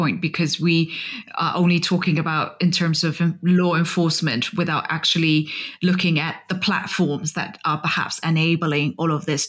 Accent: Myanmar; moved away; also born or lived in Vietnam; I used to live in Vietnam and travel extensively to Cambodia and Laos. And of course, I'm from Burma

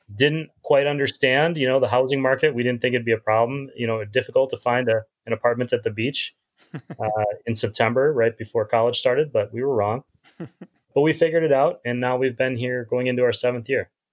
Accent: Midwest, United States; moved away as an adult; also born or lived in New York / Pittsburgh / Chicago / Pasadena; now in San Diego, United States; as a Midwesterner

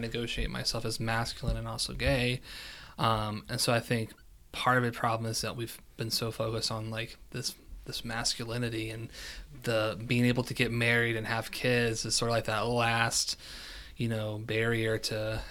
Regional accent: West Virginia, United States; moved away; also born or lived in Kentucky; born and raised West Virginia, but also consider myself a Kentuckian

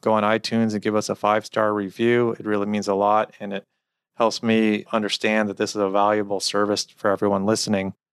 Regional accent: Cincinnati, Ohio, United States; I am from Cincinnati and I'm a Bengals fan

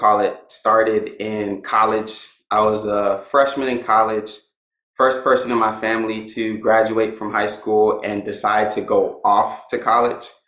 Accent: Miami, Florida, United States; I was born and raised in Miami and went to school

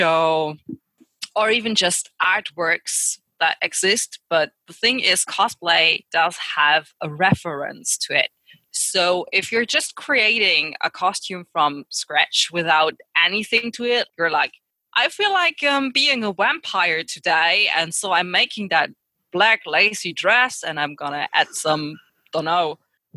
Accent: near Cologne, North Rhine-Westphalia, Germany; From Germany, near Cologne.

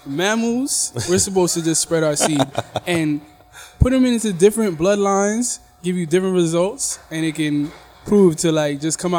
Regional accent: United States; No, I'm from America.

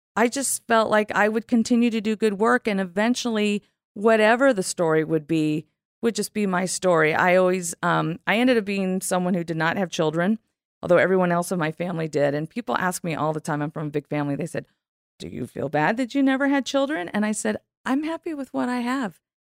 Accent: Southern California, United States; I'm from California.

